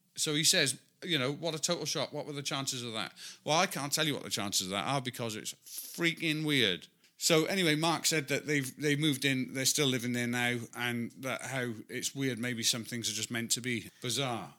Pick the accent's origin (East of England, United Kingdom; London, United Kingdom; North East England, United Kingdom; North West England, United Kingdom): North East England, United Kingdom; near Newcastle; I'm from the north of England, near Newcastle